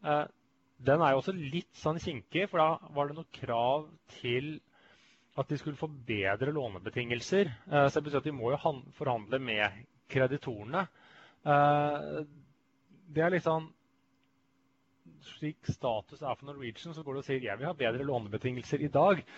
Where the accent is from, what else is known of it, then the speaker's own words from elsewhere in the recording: Sweden; Jeg er jo svenske.